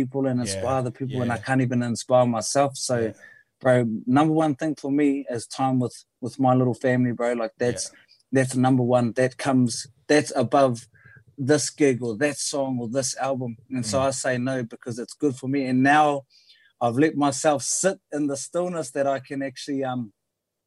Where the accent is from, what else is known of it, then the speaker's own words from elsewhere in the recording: Byron Bay, New South Wales, Australia; moved away; I grew up in Byron Bay